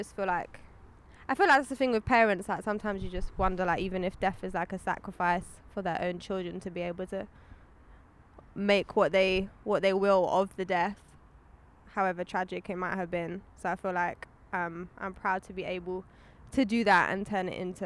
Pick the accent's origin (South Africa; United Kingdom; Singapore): United Kingdom; London; I grew up in London